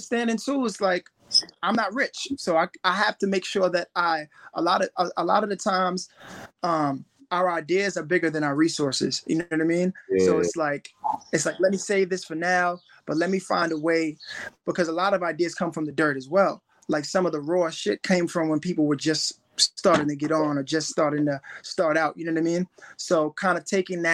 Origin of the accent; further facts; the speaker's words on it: New York City, New York, United States; growing up in East New York, I grew up in the hood